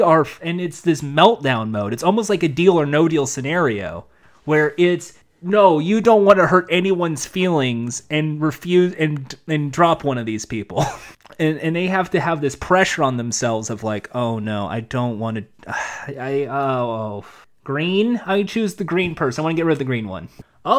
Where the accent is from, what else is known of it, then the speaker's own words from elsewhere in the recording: Wales, United Kingdom; He didn't really care much for my accent, but I'm proud of being from Wales.